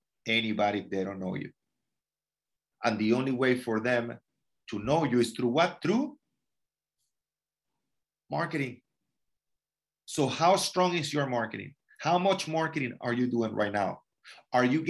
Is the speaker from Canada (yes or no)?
no; Venezuela; moved away; I'm from Venezuela